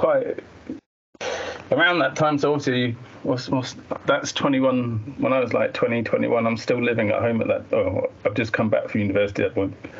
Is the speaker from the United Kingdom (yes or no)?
yes; Colchester, East of England, United Kingdom; moved away as an adult; now in Liverpool, United Kingdom; my hometown is Colchester